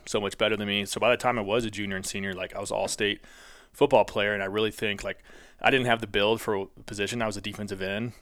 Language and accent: English; St. Louis, Missouri, United States; I was from Saint Louis.